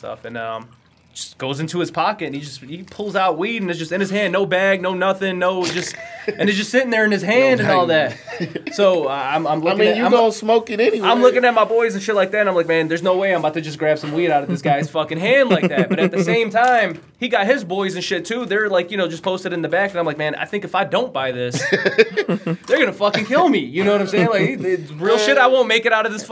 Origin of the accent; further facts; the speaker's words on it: United States; accent: American; they know that we're American right away. They can hear it in our voices